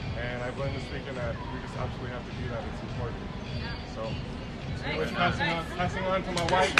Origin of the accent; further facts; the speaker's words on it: Hawaii, United States; We're from Hawaii, representing Hawaii out here in Las Vegas.